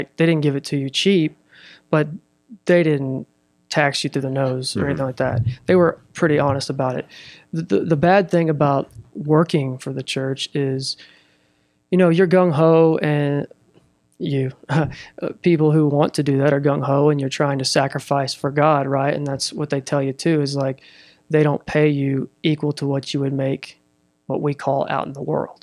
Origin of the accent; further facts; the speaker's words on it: Russellville, Arkansas, United States; also born or lived in Fort Smith / Fayetteville; I was raised here in Russellville